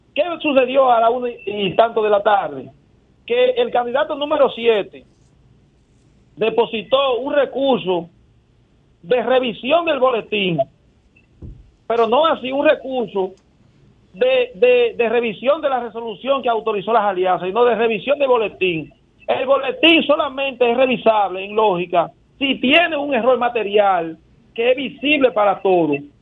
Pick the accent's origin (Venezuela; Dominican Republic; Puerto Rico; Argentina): Dominican Republic; nosotros como sociedad dominicana